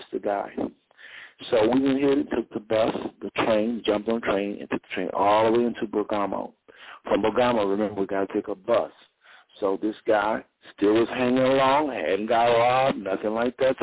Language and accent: English; United States; I'm from the United States